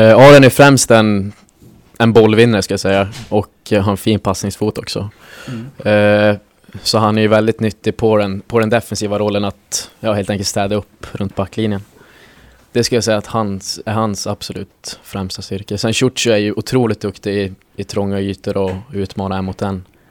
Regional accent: Norrbotten County, Sweden; moved away; jag kommer ifrån, jag kommer ifrån Norrbotten

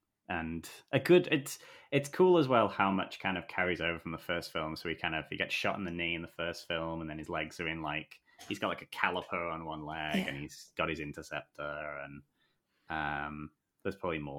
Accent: England, United Kingdom; Not a reference that I get as an English person.

